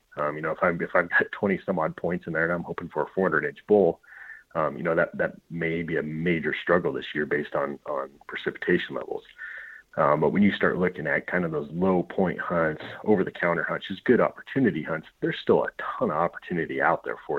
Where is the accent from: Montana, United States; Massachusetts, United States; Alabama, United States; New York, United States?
Montana, United States; Whereas where I grew up in Western Montana, if we get a real, real wet spring, you'd have tons of vegetation on the ground